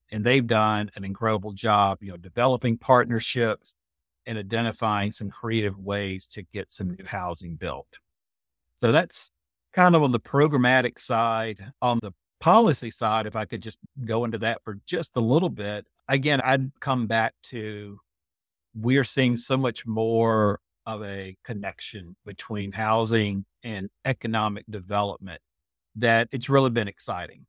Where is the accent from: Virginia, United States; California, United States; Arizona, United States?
Virginia, United States; Lynchburg; moved away as an adult; also born or lived in Blacksburg, Virginia; I was born in Virginia, down in Central Virginia in the city of Lynchburg.